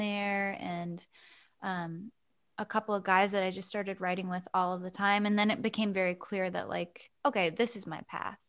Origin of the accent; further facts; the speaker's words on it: Keene, New Hampshire, United States; moved away as an adult; also born or lived in Boston; now in Nashville, United States; I was born in Keene, New Hampshire. It's like a small New England town. And, uh, yeah, I, I grew up there, and then I went to college in Boston.